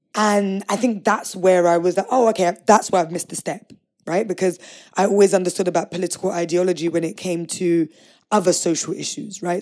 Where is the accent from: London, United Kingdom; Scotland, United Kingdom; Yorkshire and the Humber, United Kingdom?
London, United Kingdom; I grew up in East London, right on the edge of the Thames